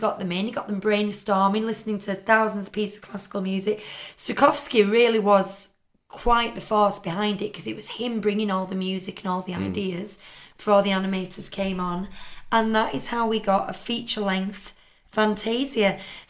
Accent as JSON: {"language": "English", "region": "Yorkshire and the Humber", "country": "United Kingdom", "said": "As a Yorkshire woman who like counts every penny"}